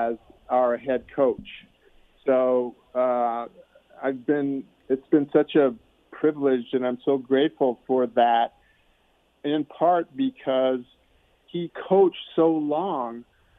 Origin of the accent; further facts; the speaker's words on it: Omaha, Nebraska, United States; I grew up in Omaha, a suburb of Omaha, actually, but in Nebraska.